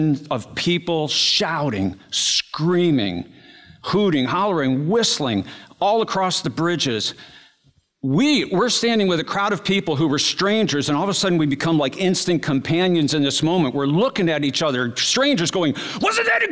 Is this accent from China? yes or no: no; East Coast, United States; we're from the East Coast